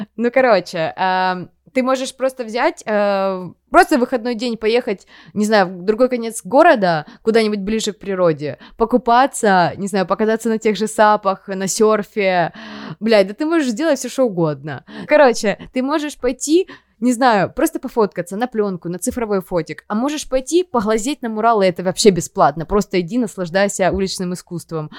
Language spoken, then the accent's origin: Russian; Donetsk, Donetsk Oblast, Ukraine; moved away as an adult; also born or lived in Dnipro; now in Kyiv, Ukraine; мы переезжали вместе, из Донецка уезжали